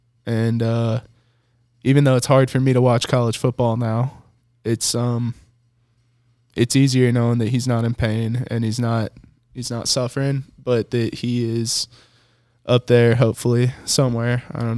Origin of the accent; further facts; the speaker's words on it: Detroit, Michigan, United States; I'm from Detroit, Michigan. Don't play with me.